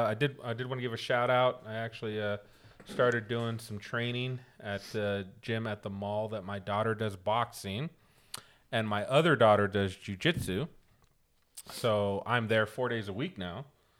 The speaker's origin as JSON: {"language": "English", "region": "Scotland", "country": "United Kingdom", "said": "I'm Scottish. That counts, right?"}